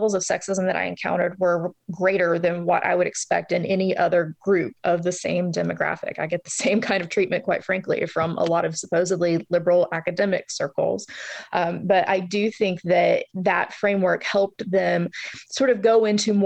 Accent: Northeast Tennessee, United States; I'm from Northeast Tennessee, and I pulled out my accent maybe a little more heavily than it usually comes out

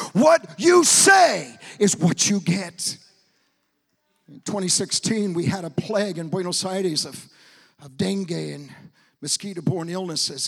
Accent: Portland, Oregon, United States; moved away; also born or lived in Argentina; I was born in Portland, Oregon

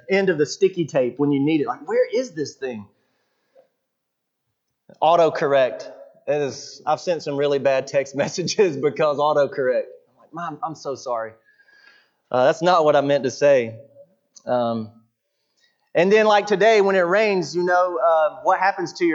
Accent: Buford, Georgia, United States; I grew up in Buford, Georgia, Southern Fried Christianity

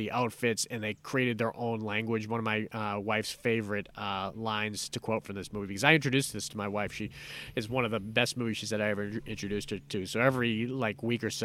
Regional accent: Massachusetts, United States; growing up in Massachusetts

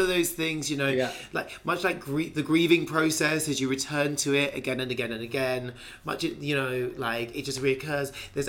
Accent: England, United Kingdom; I'm from England

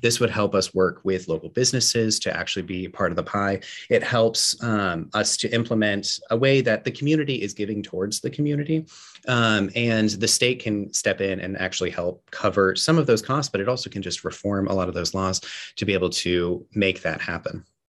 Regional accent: Central Texas, United States; I grew up in Central Texas.

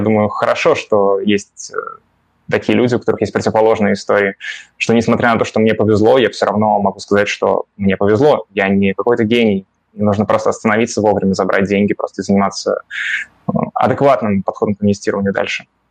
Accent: Moscow, Russia; я родился в Москве

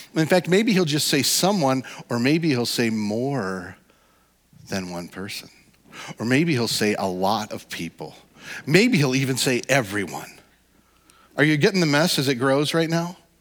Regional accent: Midwest, United States; we're all from the Midwest

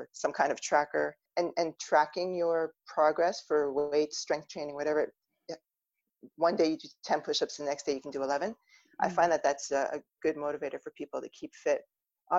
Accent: Ontario, Canada; I'm originally from Ontario.

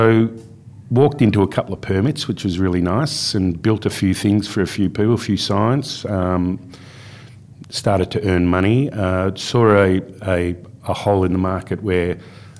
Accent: Melbourne, Victoria, Australia; moved away as an adult; also born or lived in Perth, Western Australia / Carnarvon, Western Australia; I grew up in Melbourne. I grew up in Bayside, Melbourne.

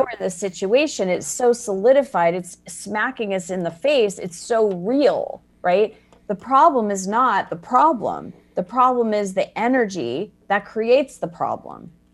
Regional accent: Arizona, United States; moved away as an adult; also born or lived in Chicago; I was born and raised in Arizona

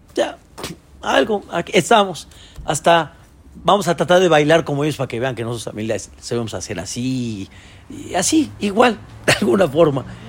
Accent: Mexico; Yo soy mexicano

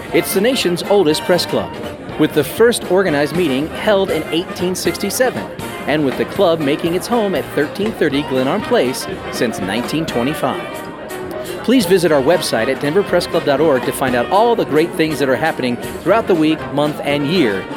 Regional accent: United States; moved away; I'm from Virginia, Georgia

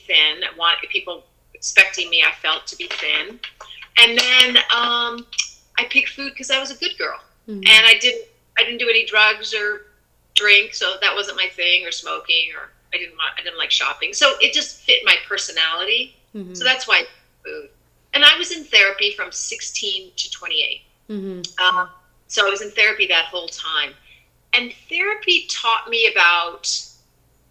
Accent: United States; I already had enough pressure as a girl in growing up in the United States

